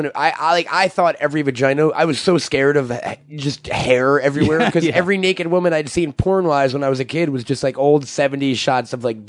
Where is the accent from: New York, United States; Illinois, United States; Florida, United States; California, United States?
New York, United States; Long Island; I grew up in Long Island, which is far from fucking wilderness. But it's like there were forests like 2 minutes from my house.